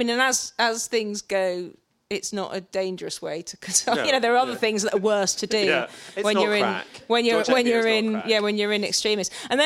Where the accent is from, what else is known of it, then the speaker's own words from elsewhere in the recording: South West England, United Kingdom; born there; And I sounded posh, you know, because I was born in Cornwall and the Irish father and moved around a bit.